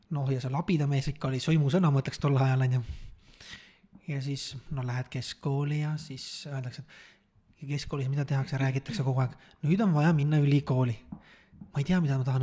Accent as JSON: {"language": "Estonian", "region": "Saare County", "country": "Estonia", "said": "ma olen Saaremaalt pärit"}